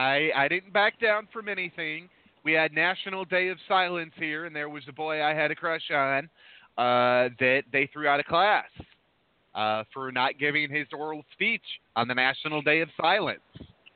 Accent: central Illinois, United States; I grew up in Illinois, and it's kind of dead center Illinois. And we're near Interstate. We're near Interstate 80, which runs east and west, and Interstate 39, which runs north and south.

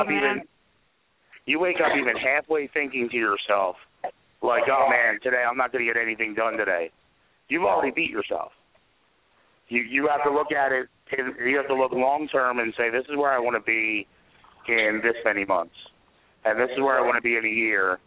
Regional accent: Philadelphia, Pennsylvania, United States; we're from Philly

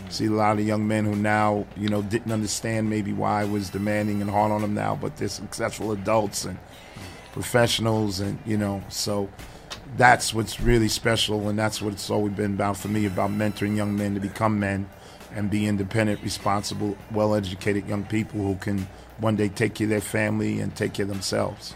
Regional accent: New York City, New York, United States; also born or lived in Brooklyn; born in Brooklyn, raised in Queens. Uh-huh. Um, Queens native all my life

